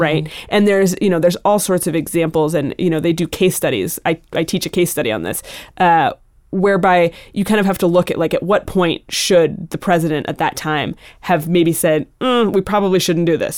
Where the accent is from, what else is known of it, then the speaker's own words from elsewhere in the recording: Montana, United States; moved away as an adult; also born or lived in Boston / Oregon / Mexico / Cuba; growing up in Montana